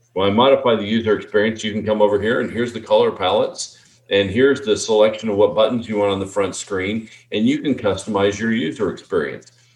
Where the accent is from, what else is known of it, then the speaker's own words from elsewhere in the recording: Texas, United States; We're from Texas